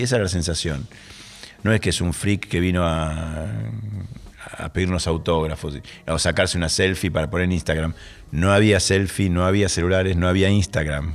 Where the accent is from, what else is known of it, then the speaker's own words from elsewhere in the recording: Rosario, Santa Fe, Argentina; soy argentino